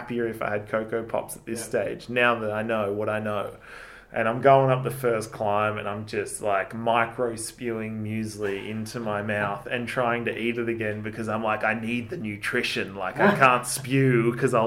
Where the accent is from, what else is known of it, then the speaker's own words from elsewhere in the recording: Mount Beauty, Victoria, Australia; I grew up in Mount Beauty